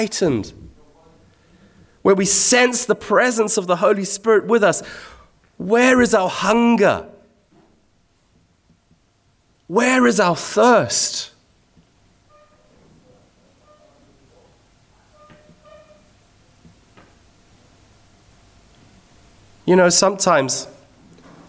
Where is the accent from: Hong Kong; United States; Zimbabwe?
Zimbabwe; When I was a teenager growing up in Zimbabwe